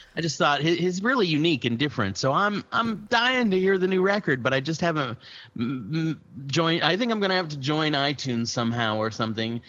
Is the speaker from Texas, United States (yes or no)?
yes; Austin, Texas, United States; I'm from Austin